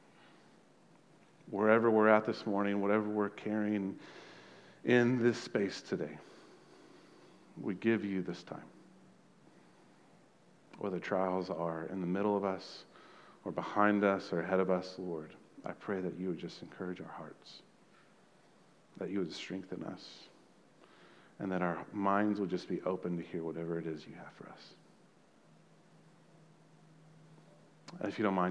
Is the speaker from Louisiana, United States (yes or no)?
no; Texas, United States; we're Americans, we're Texans, and we're Aggies